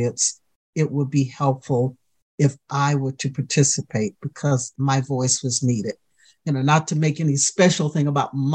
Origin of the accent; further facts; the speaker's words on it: the South, United States; A young Black woman growing up in the South